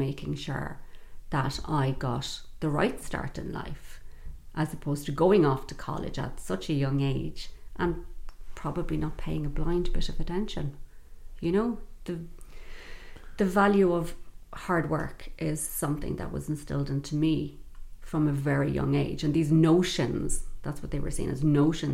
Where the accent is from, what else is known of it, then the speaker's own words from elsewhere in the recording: Dublin, Leinster, Ireland; I'm from Dublin City and I'm from the north side of Dublin